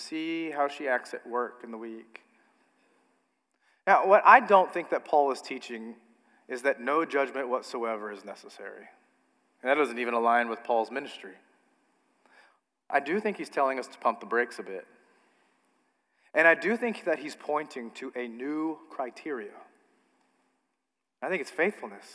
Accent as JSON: {"language": "English", "country": "United States", "said": "as an American"}